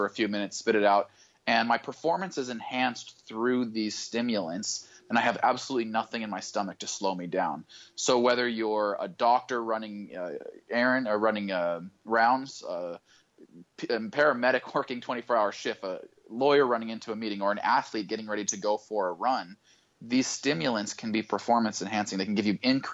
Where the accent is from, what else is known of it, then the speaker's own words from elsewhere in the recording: Boise, Idaho, United States; I grew up in Boise, Idaho